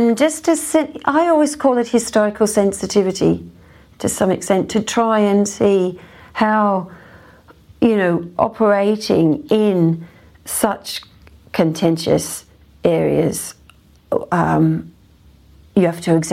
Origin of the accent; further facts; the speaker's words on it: Australia; now in United Kingdom; being an Australian